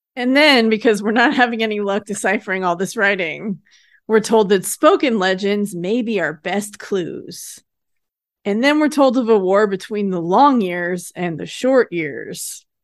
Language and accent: English; United States; I grew up in Lake Tahoe